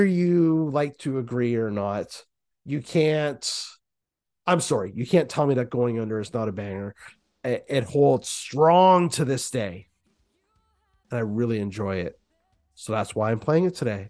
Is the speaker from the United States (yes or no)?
no; Canada